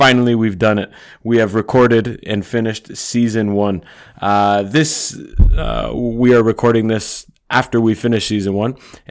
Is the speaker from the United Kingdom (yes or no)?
no; Canada; moved away; So basically, we're both Canadian guys. We've been here 10 years plus. I've been here 12 years, Nate.